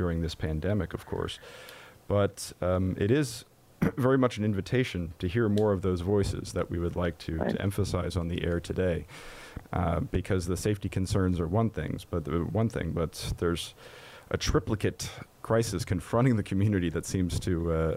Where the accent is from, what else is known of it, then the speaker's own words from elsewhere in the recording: Germany; moved away; my home country of Germany